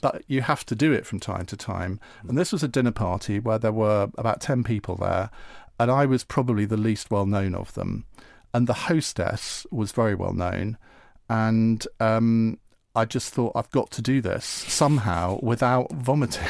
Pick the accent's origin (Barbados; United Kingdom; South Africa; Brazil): United Kingdom; Essex, East of England; as a teenager, would go to his parents' pub. fa-, fantastic pub. The cricketers in Clavering in Essex